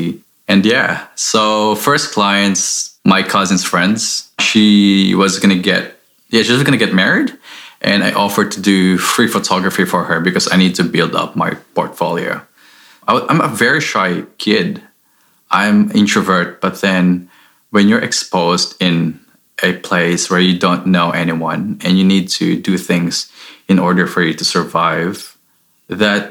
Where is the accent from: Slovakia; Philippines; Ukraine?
Philippines; moved away as an adult; now in Sydney, Australia; I'm originally from the Philippines. I was born and raised there.